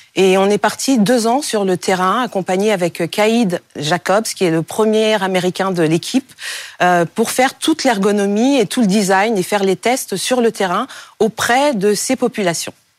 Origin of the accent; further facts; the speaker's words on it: Cameroon; au Cameroun, mon pays d'origine, il y a plus de 250 langues